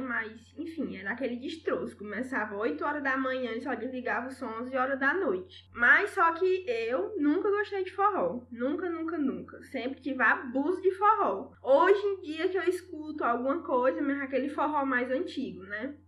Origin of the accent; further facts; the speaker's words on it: Senador Pompeu, Ceará, Brazil; moved away; lá no meu interior não tinha nem internet na época